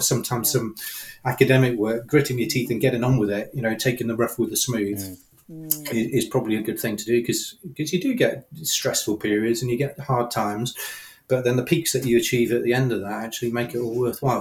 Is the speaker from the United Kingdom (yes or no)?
yes; United Kingdom; I'm a Brit